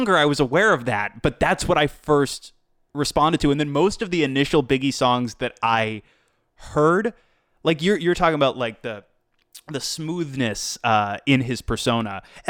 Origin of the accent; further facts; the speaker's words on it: East Coast, United States; moved away; Well, I'm from the East Coast originally